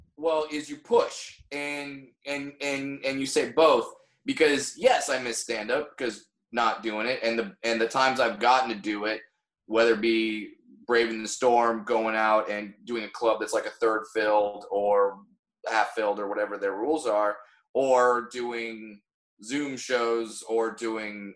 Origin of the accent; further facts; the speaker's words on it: Orange County, California, United States; I grew up in Orange County, California